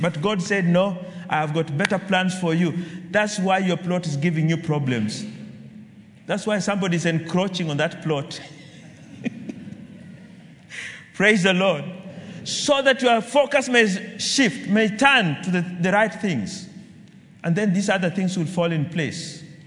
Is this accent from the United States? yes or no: no; Kenya; I'm a Kenyan